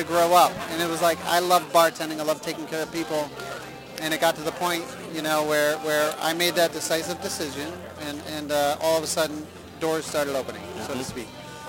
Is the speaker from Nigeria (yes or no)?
no; Danbury, Connecticut, United States; Danbury, Connecticut.